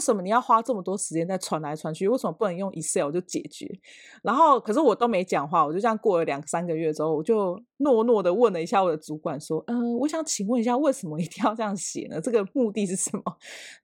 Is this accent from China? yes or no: no; Ruisui, Hualien County, Taiwan; 只有我一个是住就是花莲的瑞穗这样